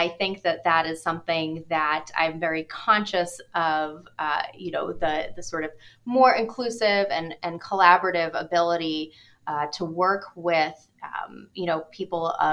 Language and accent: English; United States; moved away as an adult; now in Cleveland, United States; I hail from New York and New Jersey